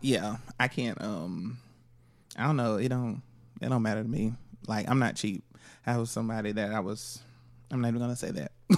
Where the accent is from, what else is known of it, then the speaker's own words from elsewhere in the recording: Florida, United States; I'm from Florida